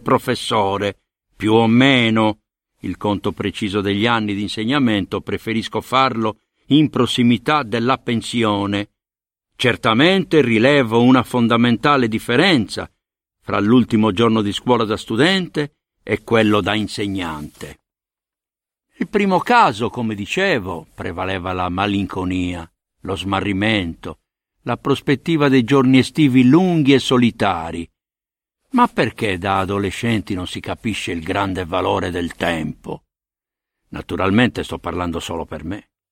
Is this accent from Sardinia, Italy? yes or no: yes; Sardinia, Italy; accent: Sardinian; also born or lived in Sicily; ero Usardignolu, anche se portavo un cognome siciliano, e il mio accento e il mio orgoglio erano palesemente sardi